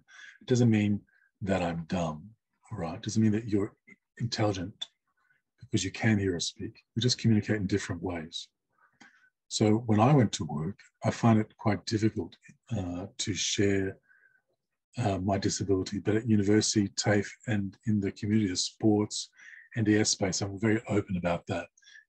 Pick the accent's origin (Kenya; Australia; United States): Australia; first language sign language; English is a second language; As a Asian deaf person from CALL community, English is not my first language or my home language. In fact, it's my fourth language. And my first language being sign language, my third language being English.